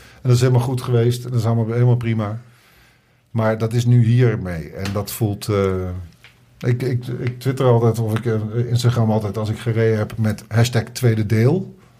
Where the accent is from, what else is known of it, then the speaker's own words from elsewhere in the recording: Oosterbeek, Gelderland, Netherlands; now in Amsterdam, Netherlands; bij mij in Oosterbeek, waar ik vandaan kom